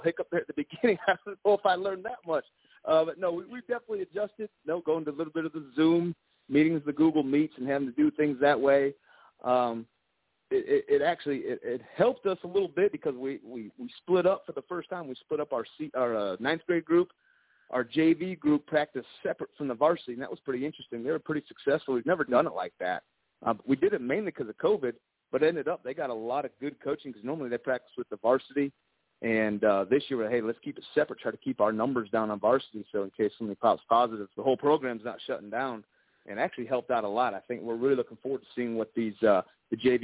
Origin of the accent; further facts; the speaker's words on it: Saline, Michigan, United States; moved away as an adult; now in South Carolina, United States; I'm originally from Saline, Michigan, which is just south of Ann Arbor. So I grew up about 6 to 8 miles from the big house